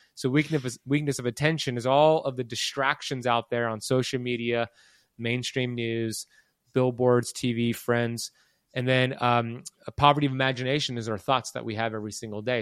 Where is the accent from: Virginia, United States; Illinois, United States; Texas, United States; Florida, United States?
Florida, United States; Miami; I was born in Miami in nineteen eighty-four.